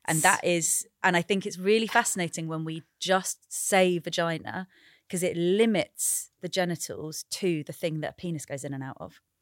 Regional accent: United Kingdom; also born or lived in Sri Lanka; I'm British and Sri Lankan

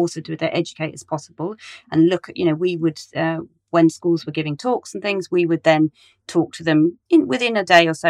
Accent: Cornwall, South West England, United Kingdom; now in Westminster, London, United Kingdom; I grew up in Cornwall in the middle of nowhere

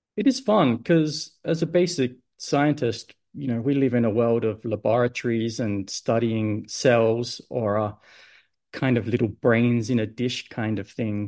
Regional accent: Adelaide, South Australia, Australia; moved away as an adult; now in Sydney, Australia; So I grew up in Adelaide

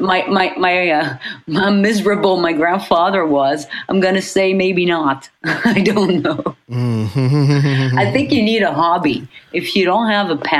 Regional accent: Paris, Île-de-France, France; also born or lived in Beirut, Lebanon / New York, United States; now in Los Angeles, United States; I grew up in Paris

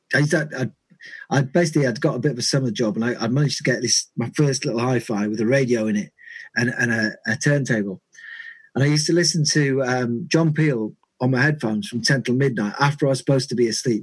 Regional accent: Carlisle, North West England, United Kingdom; where I grew up was in in Carlisle

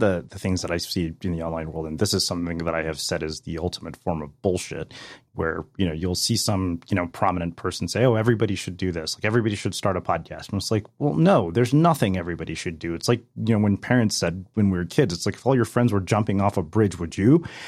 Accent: India; also born or lived in Berkeley, California; now in United States; I'm an Indian immigrant, you know, who went to Berkeley as well

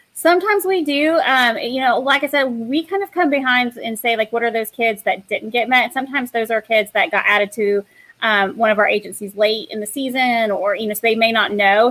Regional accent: Knoxville, Tennessee, United States; moved away; my hometown is in Knoxville, Tennessee.

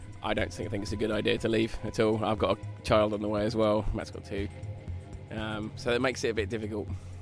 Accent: Surrey, South East England, United Kingdom; I'm from Surrey.

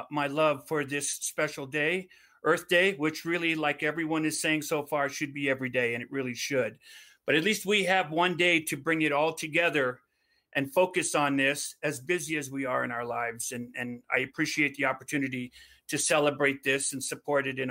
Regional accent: Hawaii, United States; Growing up in Hawaii, we didn't have a lot of Hawaiian studies

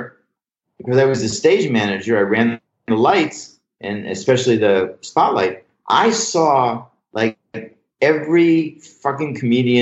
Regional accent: Pittsburgh, Pennsylvania, United States; moved away as an adult; also born or lived in Louisiana; I'm from Pittsburgh originally

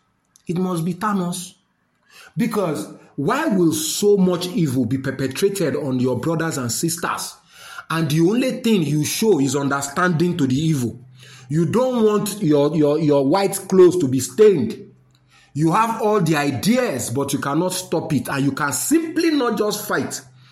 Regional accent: Nigeria; as a Nigerian

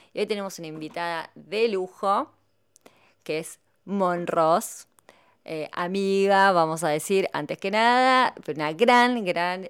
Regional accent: Argentina; como argentinas

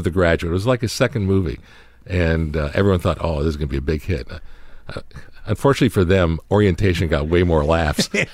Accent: Toronto, Ontario, Canada; moved away; we were all growing up in Canada, in Toronto

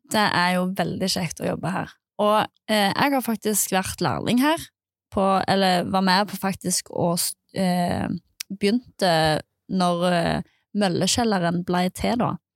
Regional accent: Nærbø, Rogaland, Norway; jeg kom ifra Nærbø

